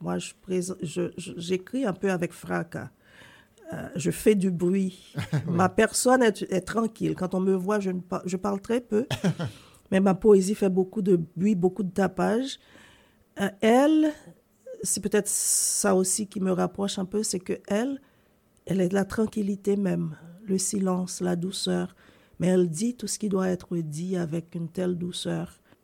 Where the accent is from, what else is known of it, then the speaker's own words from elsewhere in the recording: Haiti; moved away as an adult; also born or lived in United States / Sherbrooke, Canada; now in Canada; je suis né en Haïti et j'ai grandi en Haïti